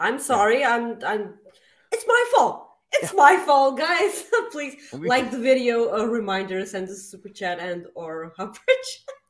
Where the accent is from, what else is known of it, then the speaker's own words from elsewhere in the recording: Winnipeg, Manitoba, Canada; I'm from Winnipeg.